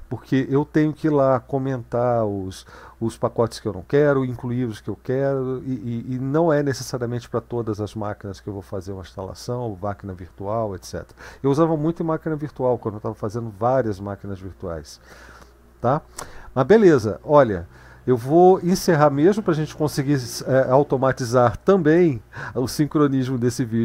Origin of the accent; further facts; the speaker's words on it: Rio de Janeiro, Brazil; É que eu sou carioca das antigas.